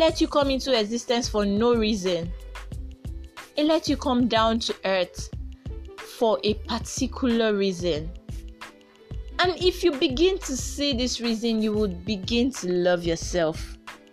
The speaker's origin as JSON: {"language": "English", "country": "Nigeria", "said": "I am a proud Nigerian"}